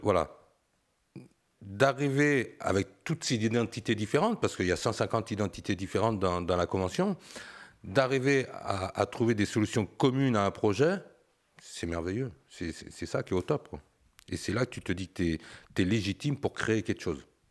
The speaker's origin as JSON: {"language": "French", "town": "Saint-Barthélemy-d'Anjou", "region": "Pays de la Loire", "country": "France", "tie": "born or raised there", "said": "je connais la valeur de la terre pour l'avoir travaillée étant jeune, parce que je suis originaire euh, d'Angers, bah, d'un petit village, Saint-Barthélemy d'Anjou"}